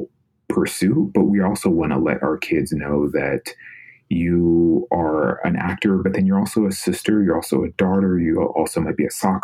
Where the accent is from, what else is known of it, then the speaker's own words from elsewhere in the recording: Sacramento, California, United States; moved away as an adult; I'm from Sacramento, California originally